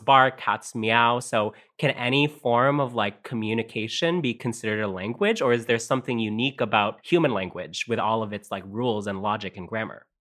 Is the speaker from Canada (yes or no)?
yes; Canada; first language Tagalog; also born or lived in Philippines; I moved to Canada with my parents when I was five years old